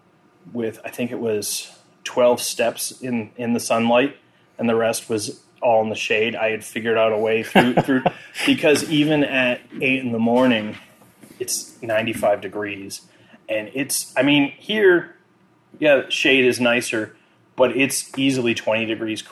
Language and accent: English; Exeter, New Hampshire, United States; also born or lived in Arizona / Maryland; I grew up in Exeter and then lived all around here, and I was always a 20-minute drive from the ocean.